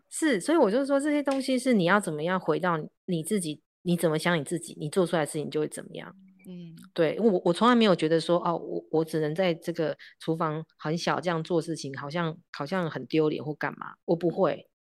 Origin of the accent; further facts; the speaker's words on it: Yilan County, Taiwan; 因为我们在宜兰山上长大，都爬树啊什么什么